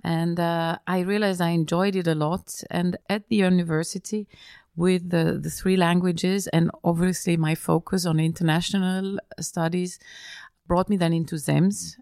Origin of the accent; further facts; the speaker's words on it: Feldkirch, Vorarlberg, Austria; moved away as an adult; also born or lived in Vienna / Milan / London; I was, uh, raised and born in, in Austria, uh, just on the border to Switzerland